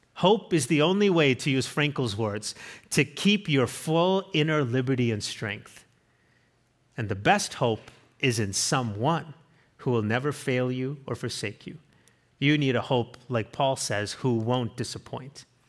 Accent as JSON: {"language": "English", "country": "South Africa", "moved": "yes", "said": "we went to my home country. It's where I'm from"}